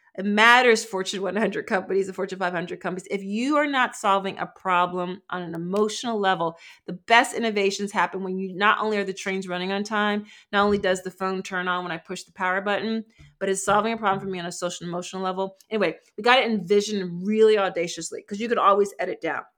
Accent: Philadelphia, Pennsylvania, United States; I'm from Philly

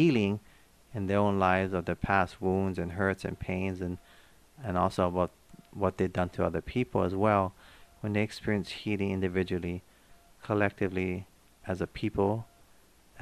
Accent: Hawaii, United States; being born and raised in Hawaii, I've learned to deal with different races

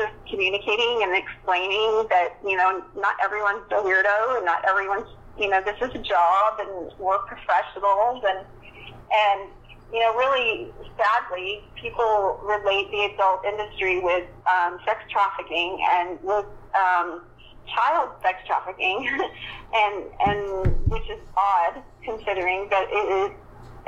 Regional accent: Texas, United States; I'm from Texas

